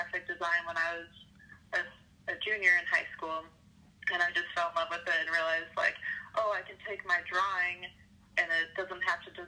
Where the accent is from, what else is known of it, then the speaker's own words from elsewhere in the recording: Milwaukee, Wisconsin, United States; I'm from Milwaukee, Wisconsin, grown up here my whole life